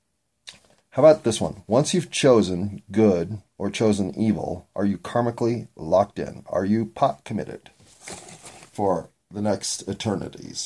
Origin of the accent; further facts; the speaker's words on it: United States; As an American